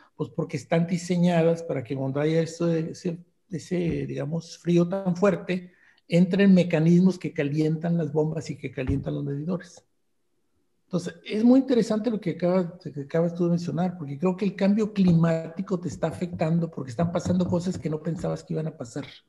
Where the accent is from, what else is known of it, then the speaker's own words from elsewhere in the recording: Monterrey, Nuevo León, Mexico; yo soy regiomontano